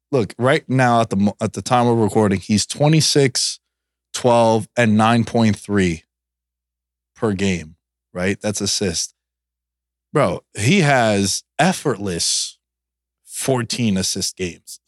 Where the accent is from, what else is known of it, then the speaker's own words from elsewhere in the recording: New York, United States; growing up in New York